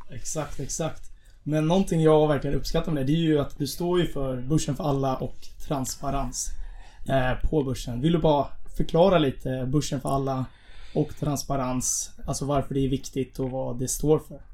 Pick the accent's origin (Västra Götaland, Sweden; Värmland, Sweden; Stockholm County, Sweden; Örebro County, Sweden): Stockholm County, Sweden; Stockholm; vi är båda från Stockholm